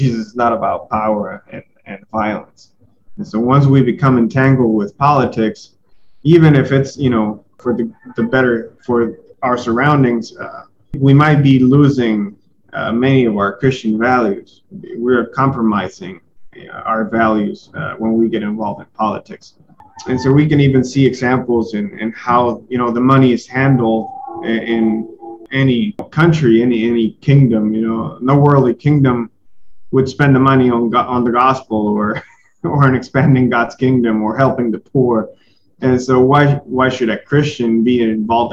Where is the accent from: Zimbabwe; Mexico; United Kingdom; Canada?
Mexico; I'm from Mexico and I love Mexico